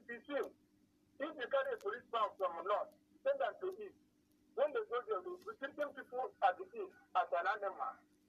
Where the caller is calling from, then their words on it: Nigeria; I'm calling from Agata.